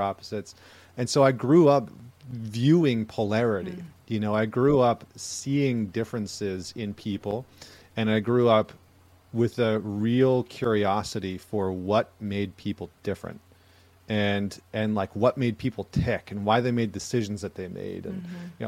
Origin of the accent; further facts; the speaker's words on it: Alberta, Canada; moved away; I grew up in Alberta, Canada, like Northern Canada